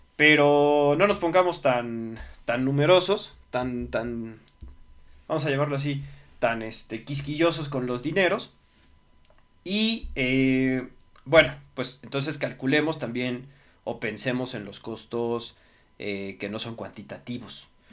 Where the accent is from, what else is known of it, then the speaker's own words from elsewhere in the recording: Mexico; soy, soy mexicano